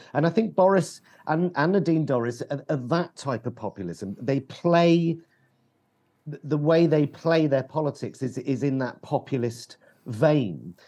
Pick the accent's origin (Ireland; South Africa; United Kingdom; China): United Kingdom; London; as a Londoner